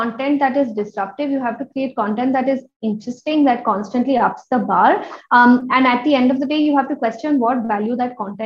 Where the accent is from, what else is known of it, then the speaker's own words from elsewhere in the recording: India; as Indian women